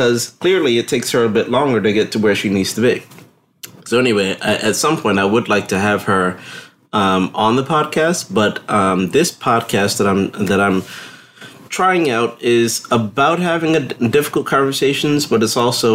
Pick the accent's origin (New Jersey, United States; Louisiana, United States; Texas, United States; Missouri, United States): New Jersey, United States; moved away; I'm originally from New Jersey.